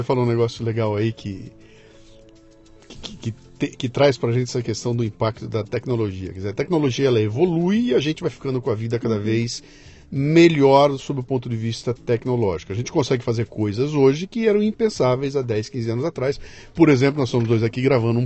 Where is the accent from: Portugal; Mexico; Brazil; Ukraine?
Brazil; Bauru, São Paulo; moved away as an adult; Eu saí de Bauru para vir para São Paulo, capital, com 18 anos de idade